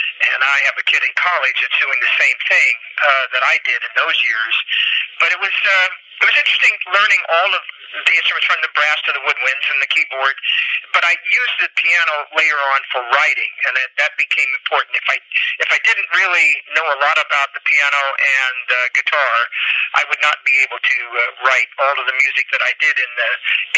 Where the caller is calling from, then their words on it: Nashville, Tennessee, United States; I'm calling you from Nashville. We were actually on the Grand Ole Opry last night